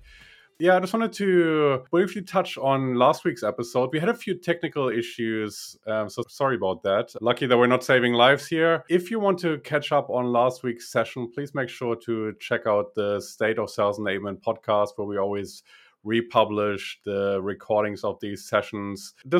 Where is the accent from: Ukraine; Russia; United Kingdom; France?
Russia; English is a second language; And I was originally from Russia, so that might explain the proximity.